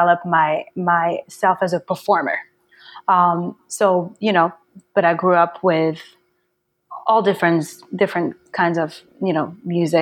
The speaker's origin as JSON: {"language": "English", "town": "Paris", "region": "Île-de-France", "country": "France", "tie": "born or raised there", "moved": "as an adult", "lives_now": "Brooklyn, United States", "said": "I grew up in Paris."}